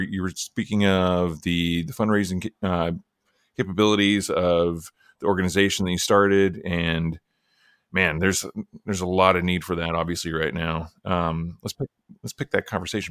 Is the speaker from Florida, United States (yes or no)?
no; Oklahoma, United States; I'm from Oklahoma